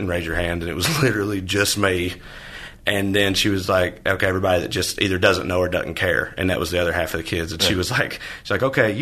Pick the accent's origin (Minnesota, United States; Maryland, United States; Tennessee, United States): Tennessee, United States; moved away as an adult; now in Los Angeles, United States; Tennessee, my home state